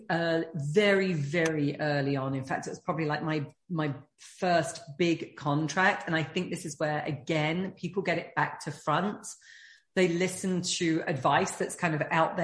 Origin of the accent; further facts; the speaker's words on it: United Kingdom; being British